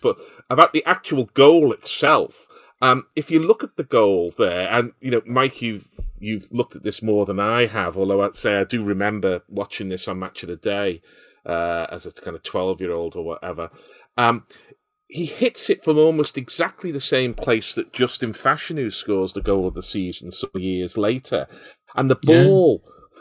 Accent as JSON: {"language": "English", "town": "Liverpool", "region": "North West England", "country": "United Kingdom", "said": "I can remember playing football on ash pitches as well in Liverpool."}